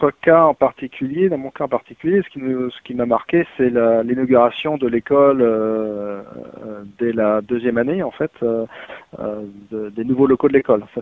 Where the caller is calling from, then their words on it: West Midlands, United Kingdom; non, non, je ne suis pas à Londres malheureusement, mais je suis près de Birmingham. Birmingham. En, Angleterre